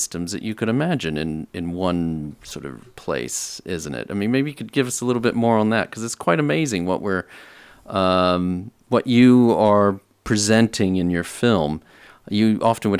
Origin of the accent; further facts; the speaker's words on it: San Antonio, Texas, United States; I'm from San Antonio